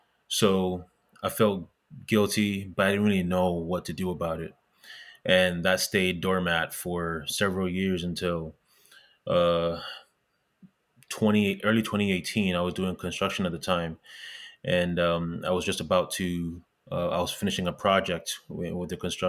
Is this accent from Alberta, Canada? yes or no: no; Montreal, Quebec, Canada; also born or lived in Ghana; I was born in Ghana. I was in West Africa. I moved to Canada when I was 10 years old, originally in Montreal.